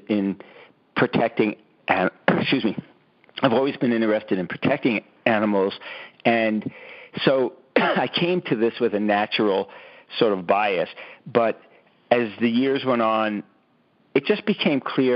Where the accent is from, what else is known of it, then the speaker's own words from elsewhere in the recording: New York City, New York, United States; I grew up in Brooklyn, New York, on a lot of concrete.